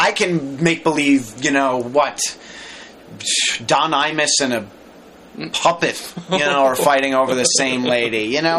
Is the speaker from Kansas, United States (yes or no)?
no; New York, United States; I grew up in New York